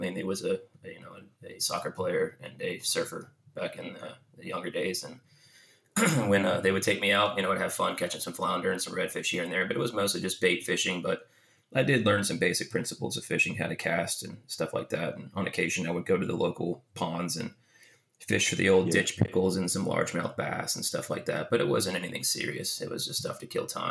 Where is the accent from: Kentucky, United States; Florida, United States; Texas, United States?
Florida, United States; Jacksonville Beach; I grew up in Jacksonville Beach around the intracoastal waterways and the swamps and marshes and the beaches